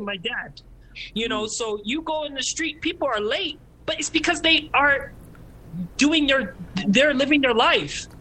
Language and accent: English; Calgary, Alberta, Canada; We grew up in Calgary, the whitest city in Canada